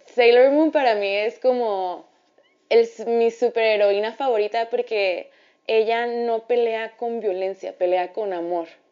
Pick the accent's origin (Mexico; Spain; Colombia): Mexico; Ciudad Juárez, Chihuahua; moved away as an adult; now in Mexico City, Mexico; me regresé a Ciudad Juárez